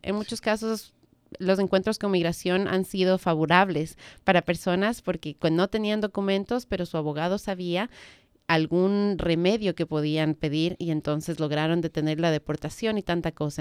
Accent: Ecuador; now in Washington area, United States

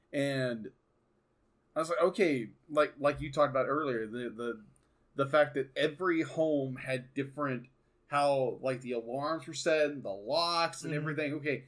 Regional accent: United States; obviously myself being an American

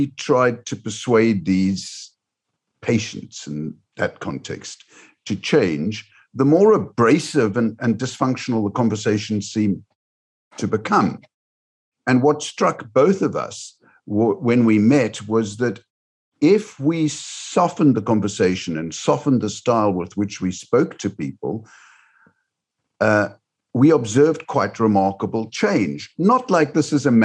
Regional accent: Cape Town, Western Cape, South Africa; moved away; also born or lived in United Kingdom / Sydney, Australia; I grew up in Cape Town, South Africa, and then came over to the United Kingdom. I've lived in Australia.

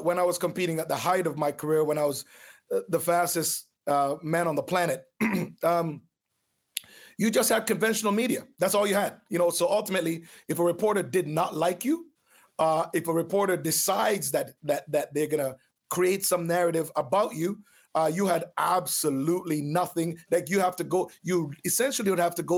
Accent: Jamaica; also born or lived in Oakville, Ontario, Canada; now in Canada; I grew up on a farm

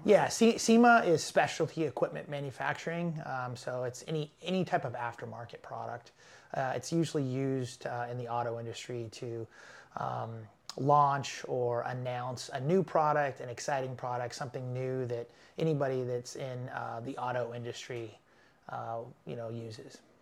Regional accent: Los Angeles, California, United States; I'm from Los Angeles

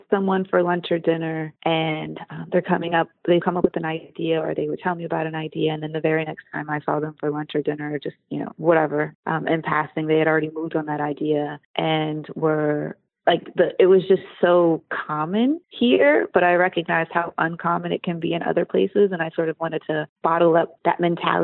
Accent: Washington, District of Columbia, United States; also born or lived in Virginia / Pittsburgh / Manhattan; I was born in Virginia. And raised between Washington, D.C. and Pittsburgh. I came back home to D.C. in 2009

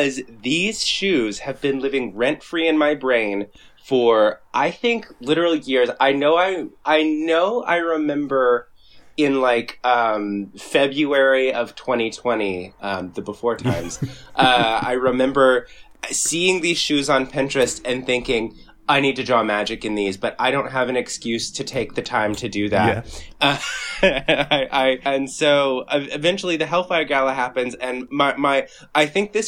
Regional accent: Birmingham, Alabama, United States; now in Brooklyn, United States; I grew up in Birmingham, Alabama, and now I live here.

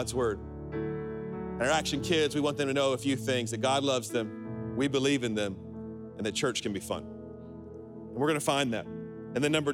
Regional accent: Alabama, United States; I'm from Alabama

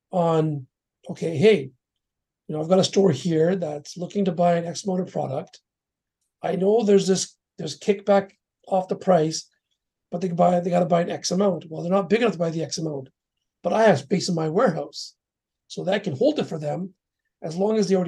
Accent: Canada; also born or lived in Surrey, British Columbia; I'm a Canadian-born Sikh.

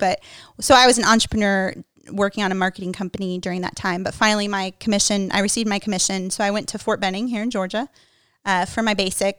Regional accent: Mexico; now in United States; And it's life-changing for me as an American woman. Even though I grew up in Mexico, like, still, I'm an American through and through.

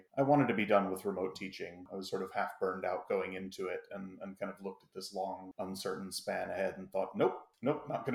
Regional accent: Albany, New York, United States; moved away as an adult; also born or lived in St Andrews, Scotland; now in Scotland, United Kingdom; Was born in Albany and lived there until I was 17

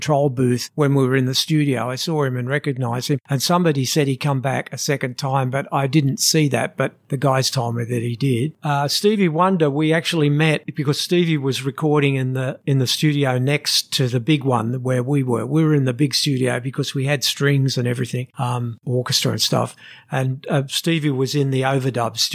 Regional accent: Australia; we come from Australia

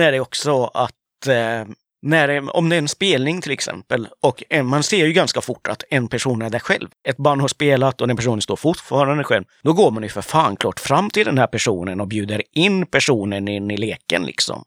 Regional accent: Sweden; jag är ju uppväxt i Sverige

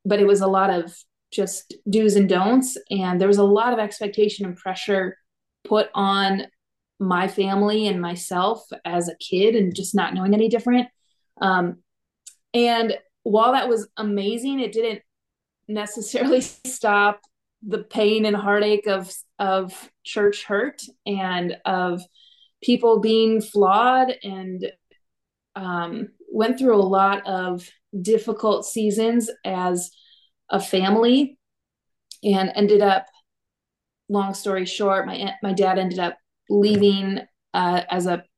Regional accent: northern Minnesota, United States; also born or lived in Alexandria, Minnesota; it all started back in northern Minnesota. I grew up in a pastor's family

